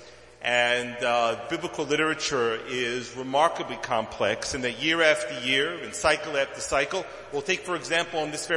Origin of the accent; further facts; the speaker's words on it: Tel Aviv, Tel Aviv District, Israel; moved away; also born or lived in Brooklyn, New York, United States / Jerusalem; I was born in Brooklyn, but I came of age in Tel Aviv. School and a whole lot of years of living there